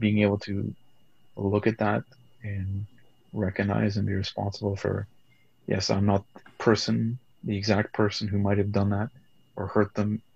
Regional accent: Canada; I grew up multicultural being in Canada

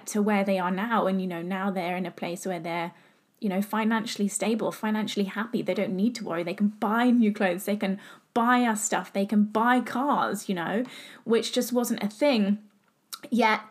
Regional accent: England, United Kingdom; I'm from England. Everyone knows that I'm from England.

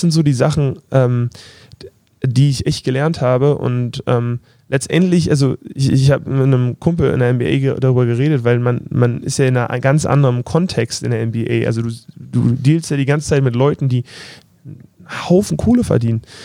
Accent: Berlin, Germany; moved away; ich komme aus Berlin, Prenzlauer Berg

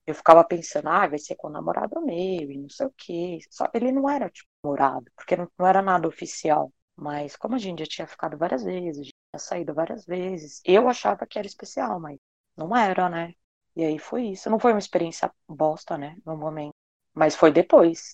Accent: São Paulo, Brazil; eu tenho 29 anos e sou de São Paulo

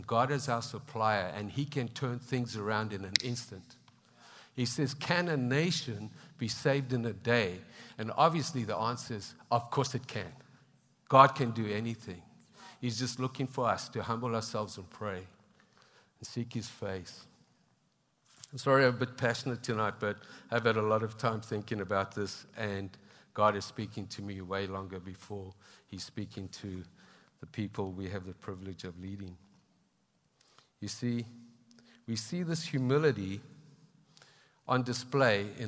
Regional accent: South Africa; also born or lived in Zimbabwe; now in Canada; I was born in Zimbabwe and that's been through trials and tribulations, and we have brothers in Christ there that struggle. And then grew up in South Africa too

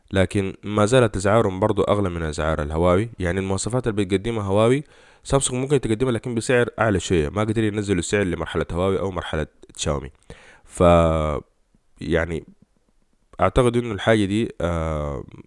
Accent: Sudan; احنا كسودانيين

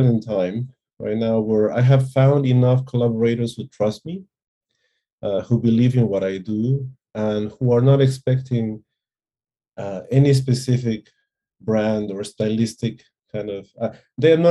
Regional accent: Peru; moved away as an adult; also born or lived in California; me being Peruvian

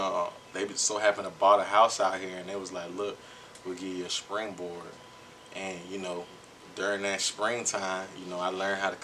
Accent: Fort Lauderdale, Florida, United States; now in Atlanta, United States; I'm from Fort Lauderdale, Florida.

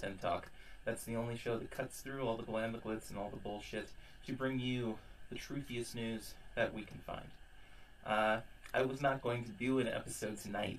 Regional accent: California, United States; my home state in California

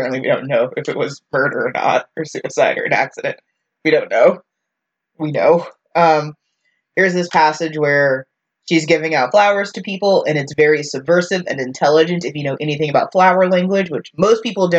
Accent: the South, United States; as a Southerner

